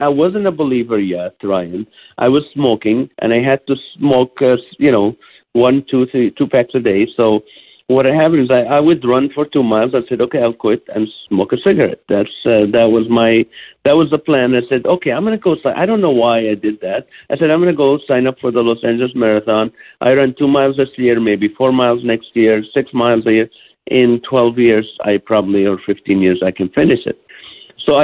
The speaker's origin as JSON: {"language": "English", "country": "Kuwait", "tie": "born or raised there", "also_born_or_lived": "Israel", "said": "But I was born in Israel. I flew in, you know, my parents moved to Kuwait at the age of 3."}